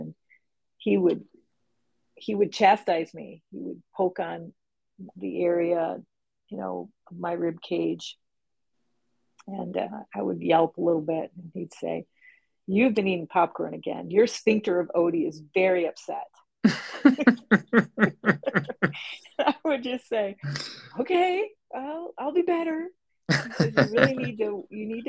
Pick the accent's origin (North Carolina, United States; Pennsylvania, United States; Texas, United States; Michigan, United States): Michigan, United States; Upper Peninsula; also born or lived in Detroit, Michigan; by the time when I was eight, my parents moved us up to the Upper Peninsula, Michigan